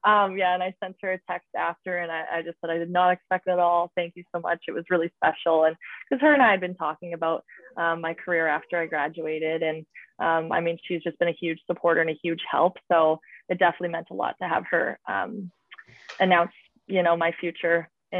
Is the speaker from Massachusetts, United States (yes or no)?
yes; Boston, Massachusetts, United States; now in Toronto, California, United States; considering I came from Boston, and I know quite a few girls on the Boston Pride team.